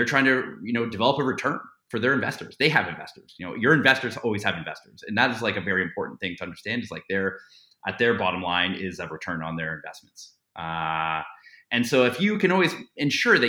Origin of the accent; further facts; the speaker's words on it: Toronto, Ontario, Canada; I grew up in Canada, I grew up in Toronto